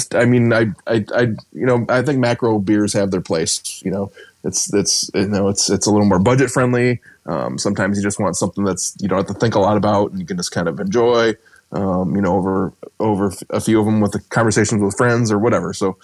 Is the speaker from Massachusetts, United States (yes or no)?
no; Rochester, New York, United States; I grew up in Rochester